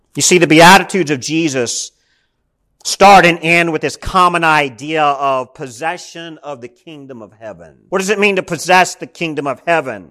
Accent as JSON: {"language": "English", "country": "United States", "said": "we as American Christians"}